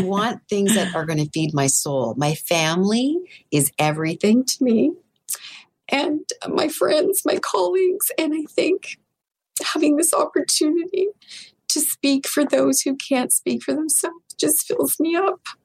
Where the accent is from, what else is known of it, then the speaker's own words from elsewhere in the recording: Northern Ontario, Canada; now in Toronto, Canada; I grew up in Northern Ontario